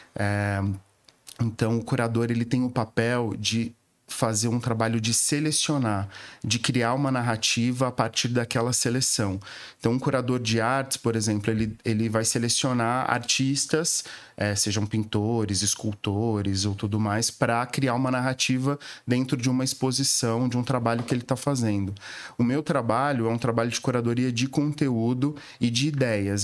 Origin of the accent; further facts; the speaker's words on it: Viradouro, São Paulo, Brazil; moved away as an adult; also born or lived in Ribeirão Preto; now in São Paulo, Brazil; Eu nasci em Viradouro e, e, estudei em Ribeirão Preto. Com logo adolescente me mudei para Ribeirão Preto.